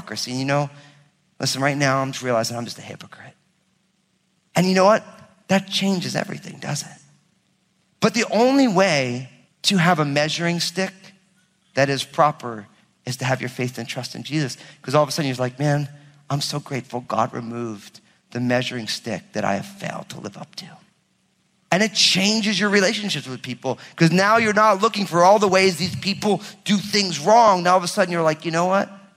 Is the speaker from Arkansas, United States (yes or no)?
no; New Jersey, United States; I'm from Jersey